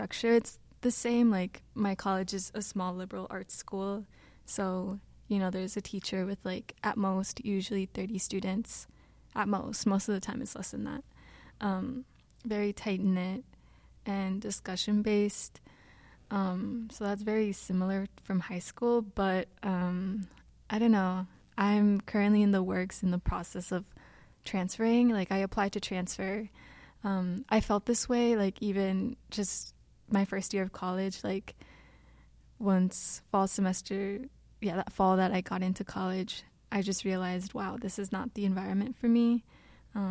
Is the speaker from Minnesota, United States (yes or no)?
yes; Minneapolis, Minnesota, United States; I'm from the Twin Cities